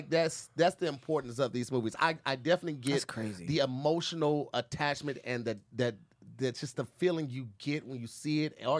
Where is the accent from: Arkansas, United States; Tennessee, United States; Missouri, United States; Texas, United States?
Missouri, United States; I was raised in the Midwest. Missouri is one of the last states to abolish slavery